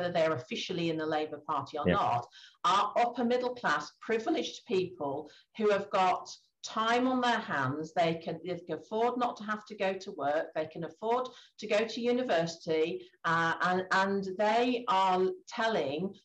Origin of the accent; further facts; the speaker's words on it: Grimsby, Yorkshire and the Humber, United Kingdom; my hometown, Great Grimsby